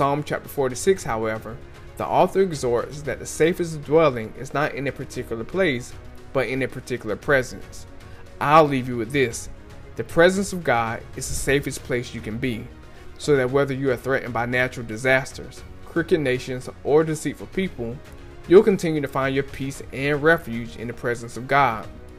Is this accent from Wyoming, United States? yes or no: no; Daytona Beach, Florida, United States; I grew up in Daytona Beach, Florida